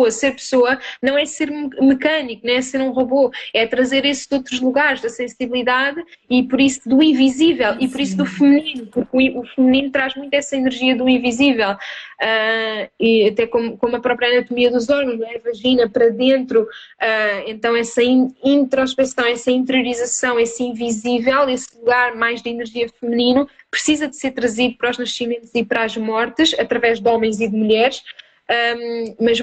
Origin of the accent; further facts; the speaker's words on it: Almada, Setúbal, Portugal; now in Algarve, Portugal; eu vim de de, de Almada para o Algarve eh, e afastei-me um bocadinho da minha família.